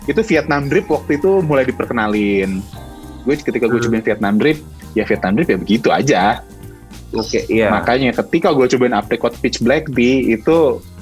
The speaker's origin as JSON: {"language": "Indonesian", "region": "Jakarta", "country": "Indonesia", "lives_now": "Bandung, Indonesia", "said": "gue kan sebenarnya gue asli Jakarta tapi gue tinggal di Bandung"}